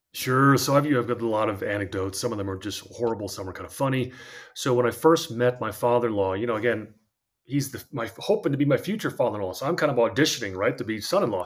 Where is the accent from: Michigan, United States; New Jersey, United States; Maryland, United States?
New Jersey, United States; moved away as an adult; also born or lived in Idaho; I had, uh, grown up in New Jersey